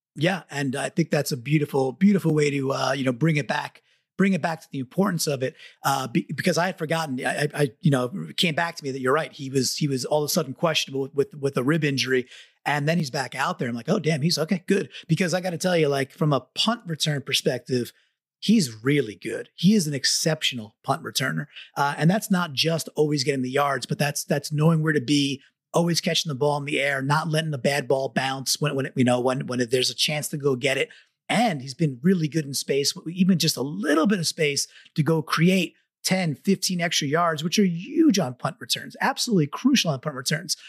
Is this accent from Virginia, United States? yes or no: no; Long Island, New York, United States; now in Connecticut, United States; I grew up in Long Island.